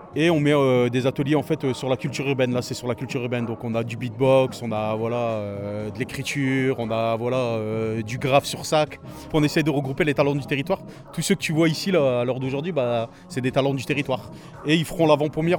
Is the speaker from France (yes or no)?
yes; Masny, Hauts-de-France, France; je suis originaire du Blancu. Pour moi, c'est le quartier du Blancu